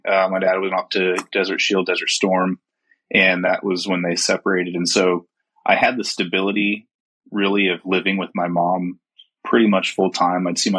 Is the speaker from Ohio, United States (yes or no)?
no; Utah, United States; also born or lived in Germany / South Carolina; I was born in Germany, my dad was stationed over in Germany for a while, moved to South Carolina at a fairly young age, but for the most part, I claim Utah as whe